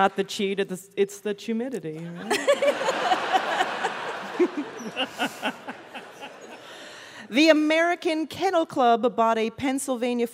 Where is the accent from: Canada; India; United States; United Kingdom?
Canada; Calgary, Alberta; I'm from Calgary, Alberta